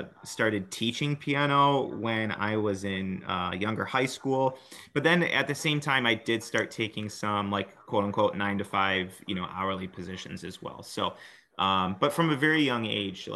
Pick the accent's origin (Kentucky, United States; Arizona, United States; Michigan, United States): Michigan, United States; I grew up in Michigan